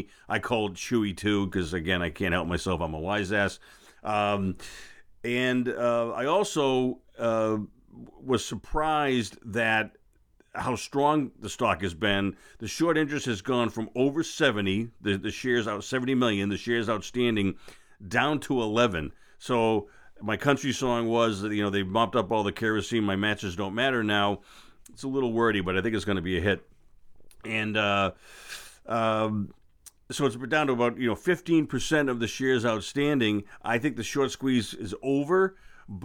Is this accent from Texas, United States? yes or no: no; Boston, Massachusetts, United States; I'm from Boston. I gratefully don't have an accent, which is kind of neat.